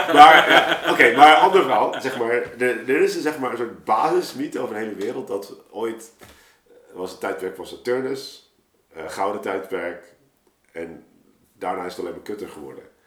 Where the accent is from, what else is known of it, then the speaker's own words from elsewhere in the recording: Rotterdam, South Holland, Netherlands; we zijn geen Amsterdammers hier